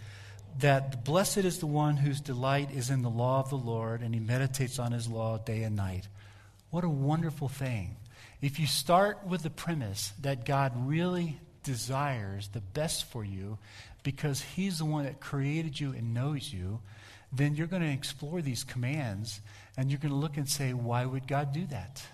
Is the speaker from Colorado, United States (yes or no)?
yes; Colorado, United States; where are you from? I'd say, Colorado.